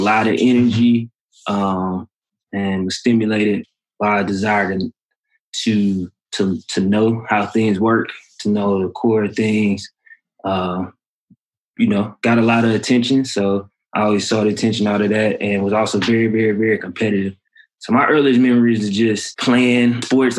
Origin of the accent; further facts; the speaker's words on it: Beaumont, Texas, United States; also born or lived in Ohio; I grew up in Beaumont, Texas